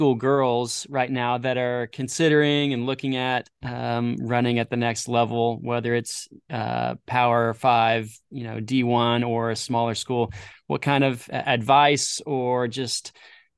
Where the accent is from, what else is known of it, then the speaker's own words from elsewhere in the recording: Jacksonville, Florida, United States; I went to junior high and high school up in like Jacksonville, Florida